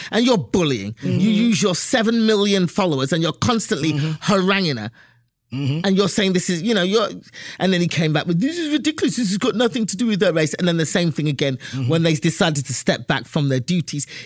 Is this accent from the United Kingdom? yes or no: yes; England, United Kingdom; I mean, I'm from England. We never use that word.